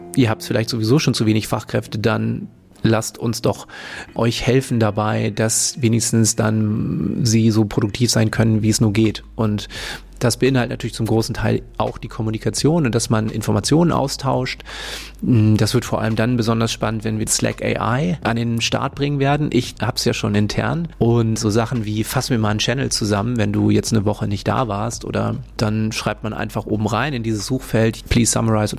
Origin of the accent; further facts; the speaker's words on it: Hamburg, Germany; moved away as an adult; also born or lived in Sydney; now in Berlin, Germany; ich komme ursprünglich aus Hamburg, also Hamburger Jung und äh, da geboren, aufgewachsen